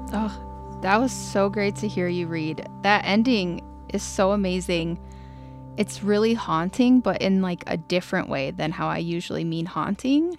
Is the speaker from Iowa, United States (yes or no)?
no; Ohio, United States; also born or lived in Colorado; now in Boulder, United States; I'm from Ohio originally.